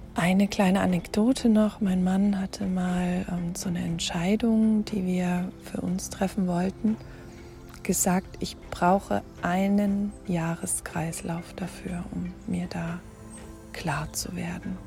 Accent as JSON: {"language": "German", "country": "Germany", "said": "hier bei uns in Deutschland oder in Europa"}